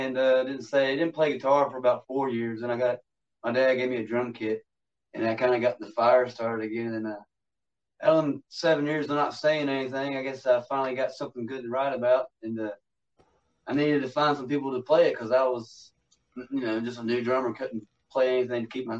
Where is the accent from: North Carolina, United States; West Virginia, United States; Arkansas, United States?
West Virginia, United States; Huntington; I'm from Huntington, West Virginia.